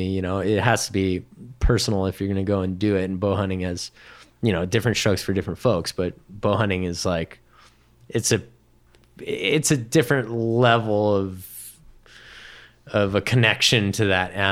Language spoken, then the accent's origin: English; Hawaii, United States; within Hawaii, because I grew up on Oahu on the North Shore, and we don't have sheep or deer